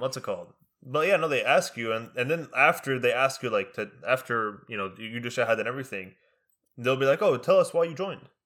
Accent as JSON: {"language": "English", "country": "United States", "tie": "born or raised there", "first_language": "Arabic", "second_language": "English", "said": "we learning English in school in America. We go home and we speak Arabic"}